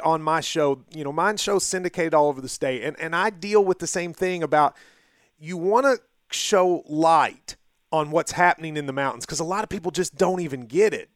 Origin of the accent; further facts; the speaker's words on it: Bell County, Kentucky, United States; I grew up in Bell County